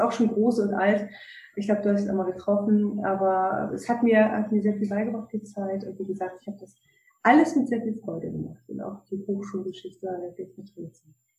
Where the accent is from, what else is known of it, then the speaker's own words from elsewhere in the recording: Cologne, North Rhine-Westphalia, Germany; moved away; ich komme eigentlich aus Köln, ne? Rheinländer